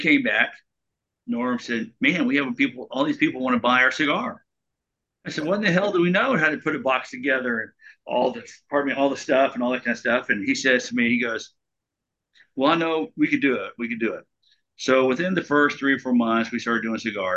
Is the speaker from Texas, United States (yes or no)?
yes; Texas, United States; I grew up in Texas.